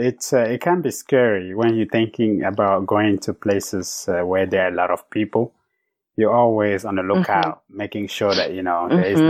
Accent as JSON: {"language": "English", "country": "Cameroon", "tie": "born or raised there", "moved": "as an adult", "lives_now": "United States", "said": "I grew up in Africa, in Cameroon, in a small village."}